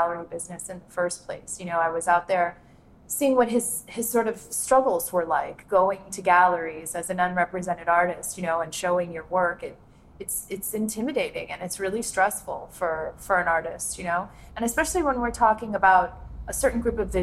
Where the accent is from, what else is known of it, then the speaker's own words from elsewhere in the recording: Miami, Florida, United States; also born or lived in Gloucester, Mississippi; now in Natchez, United States; I was born in Miami, born and raised actually in Miami